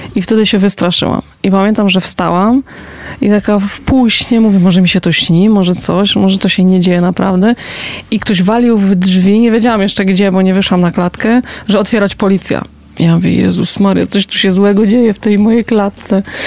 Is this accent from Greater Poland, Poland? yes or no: yes; Poznań, Greater Poland, Poland; Ja się wychowałam na Piątkowie